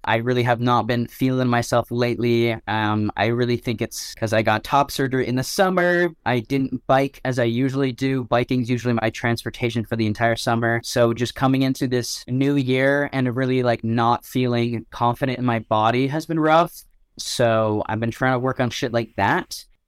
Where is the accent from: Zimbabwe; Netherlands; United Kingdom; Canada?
Canada; Ottawa, Ontario; I went to so many different schools growing up in Ottawa